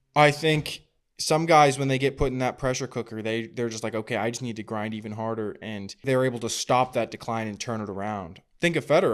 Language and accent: English; Napa, California, United States; a tournament that I was a ball boy at in my hometown, the Napa Challenger